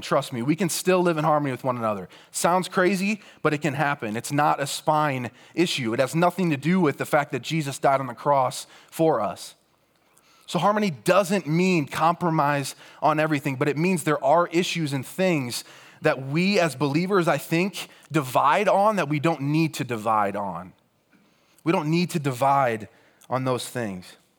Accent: Rock Valley, Iowa, United States; moved away as an adult; also born or lived in Cedar Falls, Iowa; I grew up in Rock Valley, Iowa.

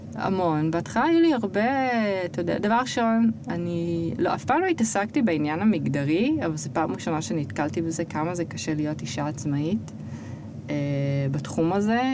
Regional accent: Israel; moved away as an adult; אני מישראל

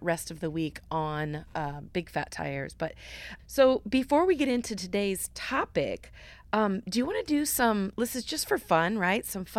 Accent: Cedar Rapids, Iowa, United States; but the Wright brothers lived in Cedar Rapids, which is my hometown, with their family from 1878 to 1881.

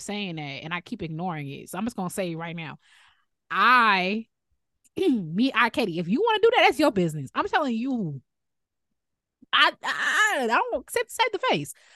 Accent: Chicago, Illinois, United States; accent: Chicago; I'm fine with my Chicago accent

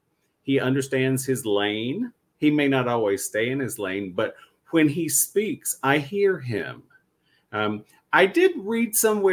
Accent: North Carolina, United States; I'm Southern from North Carolina.

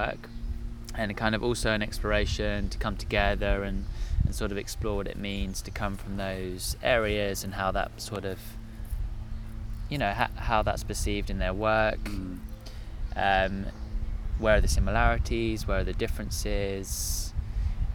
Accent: Sussex, South East England, United Kingdom; I am from Sussex

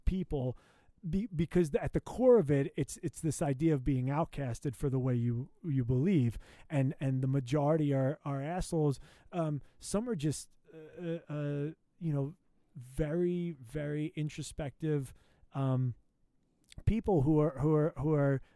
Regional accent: United States; as an American

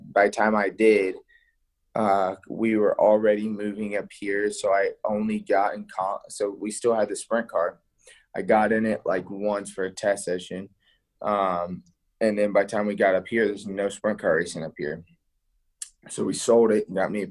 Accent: Thonotosassa, Florida, United States

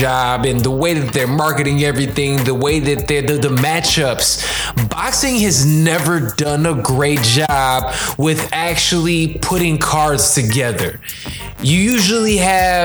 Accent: Chicago, Illinois, United States; I'm from Chicago

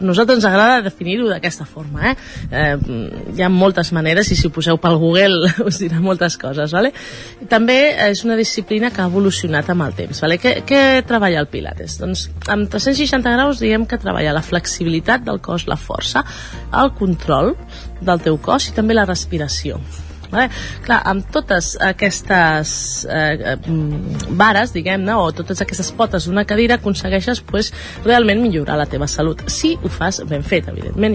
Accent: La Garriga, Catalonia, Spain; nosaltres som de la Garriga.

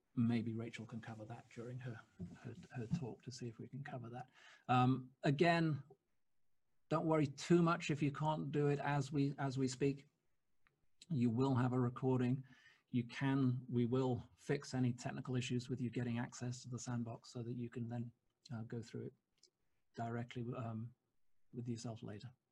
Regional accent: United Kingdom; we're British

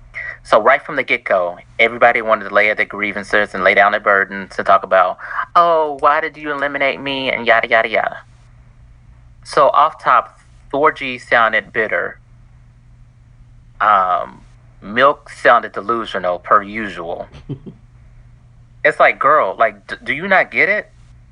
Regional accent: Kentucky, United States; accent: country; Oh, Kentucky.

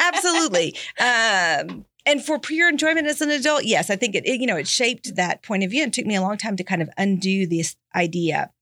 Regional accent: Texas, United States; moved away as an adult; also born or lived in Tennessee; I'm from Texas and had been living in Tennessee

